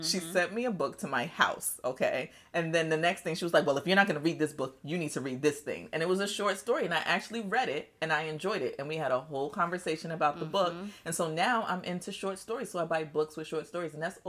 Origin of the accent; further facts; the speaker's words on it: Nigeria; born there; I was born in Nigeria, but I feel like there's more African pieces in your house than there is in mine's.